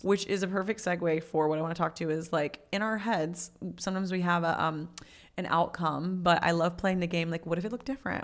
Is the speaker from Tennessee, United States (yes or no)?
yes; Tennessee, United States; moved away as an adult; also born or lived in Memphis, Tennessee / Nashville, Tennessee; now in Florida, United States; Tennessee's m, m, born and raised home